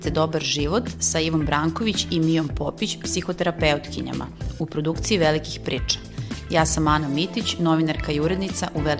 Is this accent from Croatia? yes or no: no; Serbia